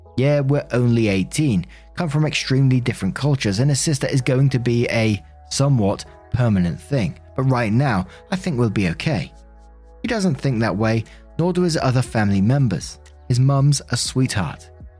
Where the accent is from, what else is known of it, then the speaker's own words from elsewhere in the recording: Canada; I'm Canadian, old enough to be both of your mums, a very bright, accomplished woman and a former model when I was your age.